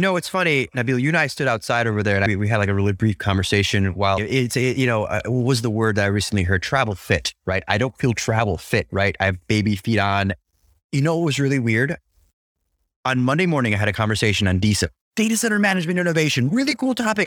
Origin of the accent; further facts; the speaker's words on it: United States; I'm an American